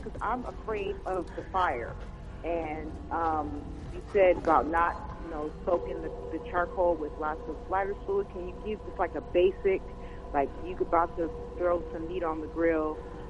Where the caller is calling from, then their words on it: Los Angeles, California, United States; I'm calling from Los Angeles.